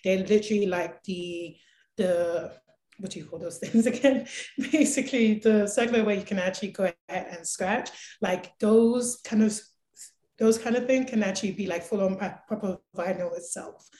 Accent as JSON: {"language": "English", "region": "London", "country": "United Kingdom", "tie": "born or raised there", "moved": "yes", "lives_now": "Calgary, Canada", "said": "I grew up throughout back in London loving music"}